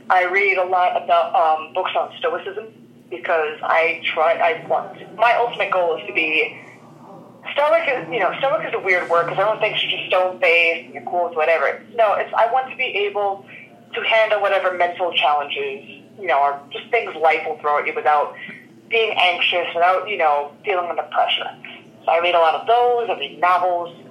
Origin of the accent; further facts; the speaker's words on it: Philadelphia, Pennsylvania, United States; moved away; born and raised in Philadelphia.